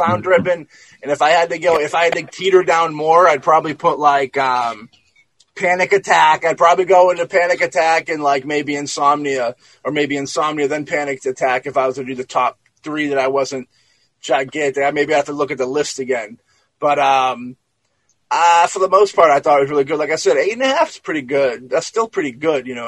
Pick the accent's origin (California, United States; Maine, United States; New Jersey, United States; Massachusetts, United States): Massachusetts, United States; I'm from Massachusetts. I'm East Coast guy.